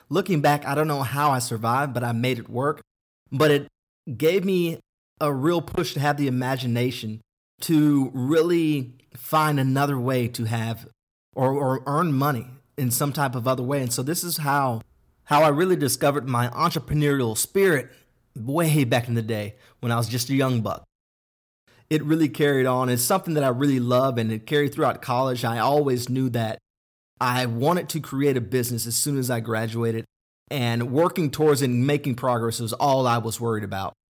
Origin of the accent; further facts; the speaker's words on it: Denton, Texas, United States; I had a great childhood growing up in Denton, Texas, which is thirty minutes north of Dallas